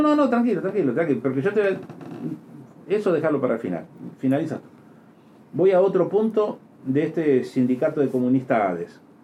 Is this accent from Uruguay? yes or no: yes; Uruguay